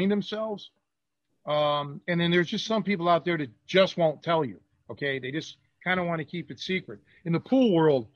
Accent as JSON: {"language": "English", "town": "Cleveland", "region": "Ohio", "country": "United States", "tie": "born or raised there", "moved": "yes", "said": "went back to Cleveland, my hometown"}